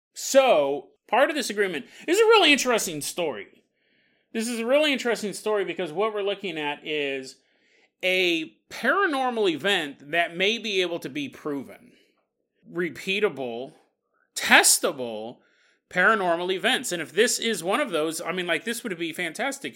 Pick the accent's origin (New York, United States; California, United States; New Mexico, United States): California, United States; Orangevale; I grew up in Orange Vale, California